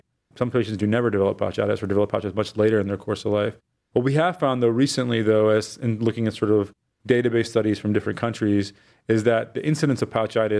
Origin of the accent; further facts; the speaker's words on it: Fort Wayne, Indiana, United States; moved away as an adult; also born or lived in Michigan / Boston, Massachusetts; now in Cleveland, United States; I'm originally from Fort Wayne, Indiana, but I lived and did my early undergraduate and career at University of Michigan.